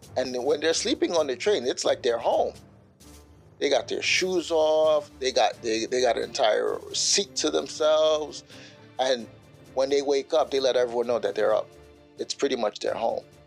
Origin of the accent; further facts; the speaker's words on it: New York City, New York, United States; moved away; my time growing up in Bushwick, Brooklyn